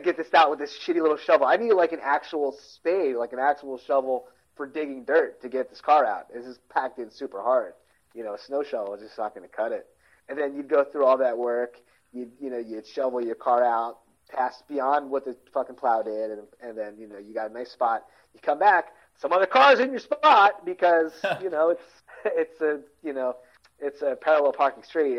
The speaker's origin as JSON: {"language": "English", "town": "Philadelphia", "region": "Pennsylvania", "country": "United States", "accent": "Philadelphia", "said": "Our regional Philadelphia's regional accent's bizarre"}